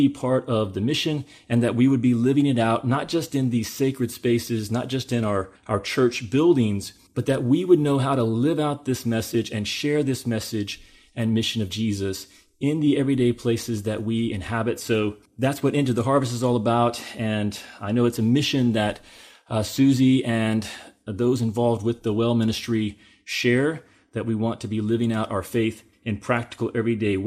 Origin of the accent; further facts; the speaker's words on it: the South, United States; I grew up in the South, in the Bible Belt